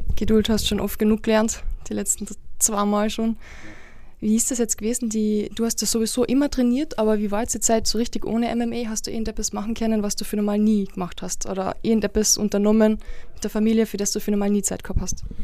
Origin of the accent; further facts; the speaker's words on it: Carinthia, Austria; Ich komme aus Kärnten, alles was ich kann ist ein Dialekt, der mir nichts bringt